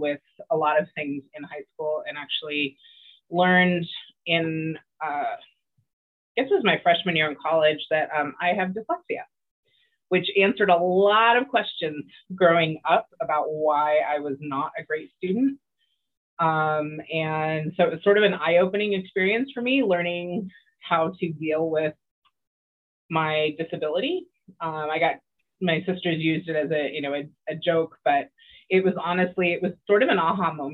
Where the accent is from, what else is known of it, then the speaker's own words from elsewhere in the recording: Oxnard, California, United States; now in Los Angeles, United States; So born and raised Southern California. I grew up in Oxnard, which is about an hour and a half-ish north of Los Angeles, where I am now